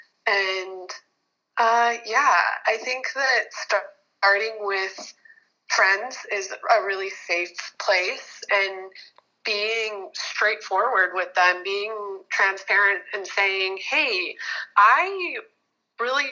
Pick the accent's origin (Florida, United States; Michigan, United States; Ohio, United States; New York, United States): Michigan, United States; now in Hawaii, United States; I was born and raised in Michigan, really like traditional Midwestern family. And when I moved to Hawaii